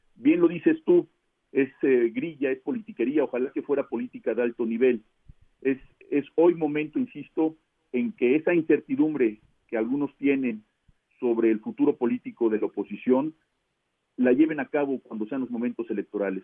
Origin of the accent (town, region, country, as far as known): Mexico